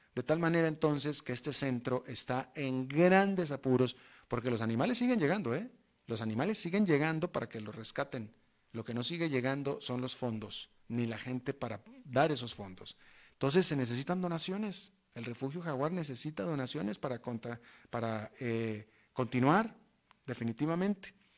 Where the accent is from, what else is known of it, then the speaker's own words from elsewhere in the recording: Monterrey, Nuevo León, Mexico; moved away as an adult; yo llevo eh, casi 30 años viviendo fuera de mi país de origen, que es México, pero sin embargo, hasta la fecha, todas las navidades las he pasado en mi tierra natal con mi familia